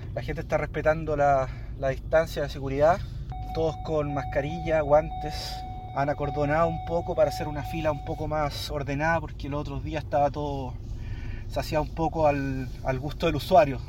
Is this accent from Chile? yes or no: yes; Chile; moved away as an adult; now in Modena, Italy; chileno, vivo en Módena hace cinco años